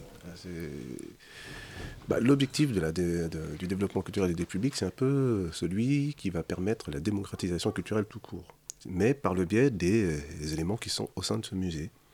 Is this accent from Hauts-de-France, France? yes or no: no; Sarcelles, Île-de-France, France; je suis né à Sarcelles